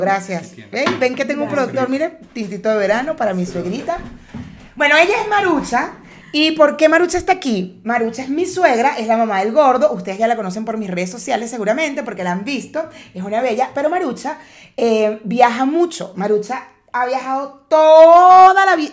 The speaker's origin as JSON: {"language": "Spanish", "town": "Cumaná", "region": "Sucre", "country": "Venezuela", "also_born_or_lived": "Caracas, Venezuela", "moved": "yes", "lives_now": "Mexico", "said": "yo soy de Cumaná, que es la costa, la parte del, del, oriente del país"}